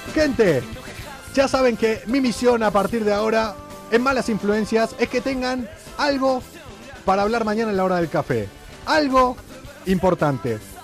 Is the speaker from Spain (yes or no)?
no; Argentina; moved away; also born or lived in Buenos Aires; Cuando yo digo que soy de Argentina, me preguntan todos si soy de Buenos Aires, que viví ahí